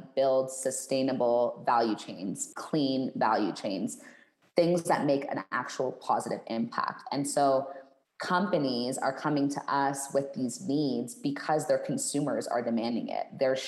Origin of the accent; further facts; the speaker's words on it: Canada; moved away as an adult; now in Mexico; I'm Canadian